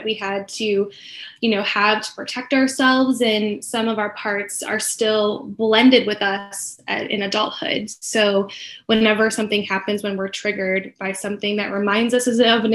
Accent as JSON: {"language": "English", "town": "Chicago", "region": "Illinois", "country": "United States", "moved": "as an adult", "lives_now": "Arizona, United States", "said": "I am originally from Chicago, moved out here about 11 years ago. So Arizona has been home for quite some time"}